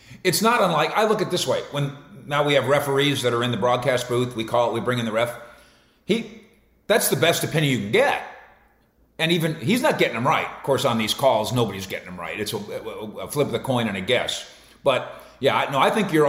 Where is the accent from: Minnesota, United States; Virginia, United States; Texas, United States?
Minnesota, United States; moved away as an adult; also born or lived in Denver / San Francisco; now in Dallas, United States; I grew up in Minnesota